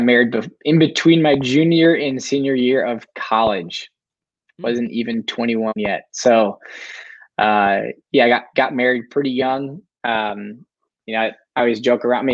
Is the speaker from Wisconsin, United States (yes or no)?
yes; Sheboygan, Wisconsin, United States; moved away as an adult; now in Minnesota, United States; I'm from Sheboygan, Wisconsin